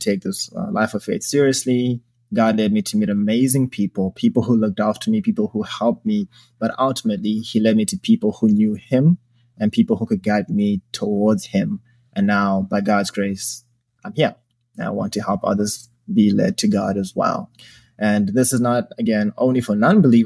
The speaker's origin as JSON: {"language": "English", "country": "Zimbabwe", "tie": "born or raised there", "moved": "yes", "lives_now": "Chicago, United States", "said": "I was born and raised in Zimbabwe."}